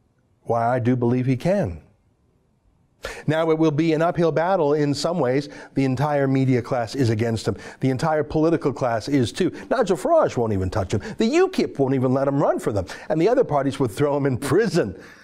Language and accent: English; Canada; we're foreigners in the UK. I'm a Canadian, so I can't vote, I can't donate.